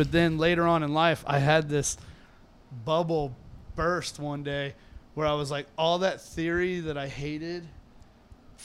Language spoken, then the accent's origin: English; Tampa, Florida, United States; I grew up in Tampa